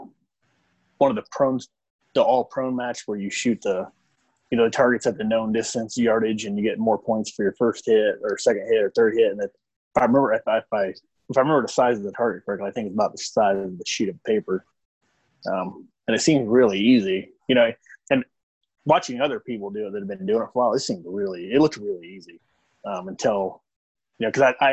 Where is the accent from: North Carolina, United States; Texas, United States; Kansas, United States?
Kansas, United States; I'm from Kansas originally. So, I mean, you grew up in Kansas, everybody hunts deer.